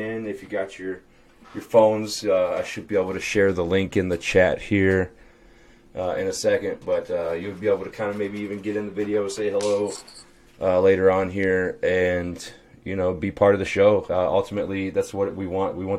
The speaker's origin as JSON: {"language": "English", "town": "St. Louis", "region": "Missouri", "country": "United States", "said": "I'm from St. Louis"}